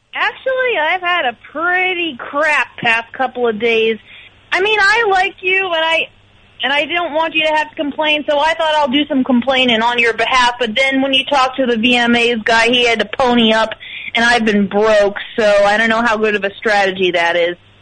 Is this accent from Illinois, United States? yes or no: yes; Illinois, United States; moved away; I'm originally from Illinois. I'm not from the South.